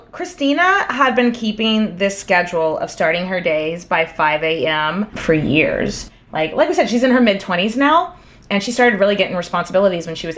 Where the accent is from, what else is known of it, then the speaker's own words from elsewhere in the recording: Texas, United States; As a Texan